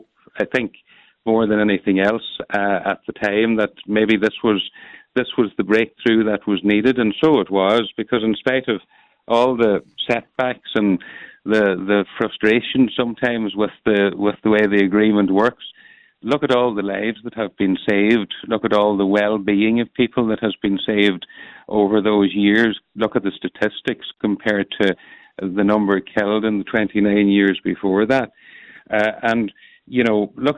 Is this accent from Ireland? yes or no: yes; Donegal, Ulster, Ireland; I'm from Donegal too